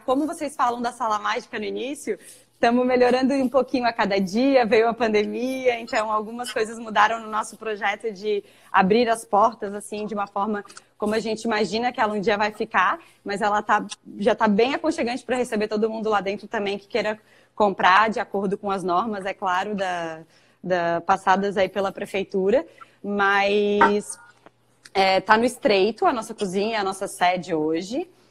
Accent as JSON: {"language": "Portuguese", "town": "Florianópolis", "region": "Santa Catarina", "country": "Brazil", "tie": "born or raised there", "said": "sou natural aqui de Florianópolis, onde trabalho e moro"}